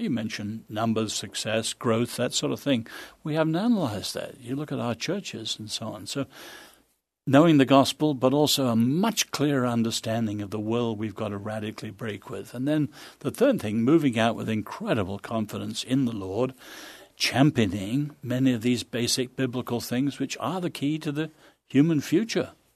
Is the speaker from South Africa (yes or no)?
no; England, United Kingdom; also born or lived in China; now in United States; as an Englishman